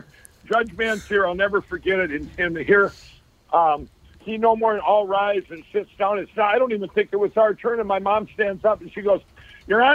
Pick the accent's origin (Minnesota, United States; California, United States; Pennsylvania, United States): Minnesota, United States; Chaska; I grew up in Chaska